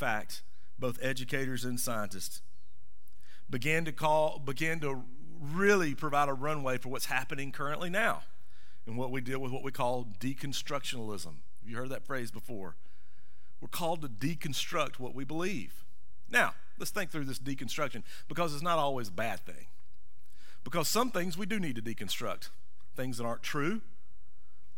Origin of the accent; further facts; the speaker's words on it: the South, United States; I grew up in the South of the South.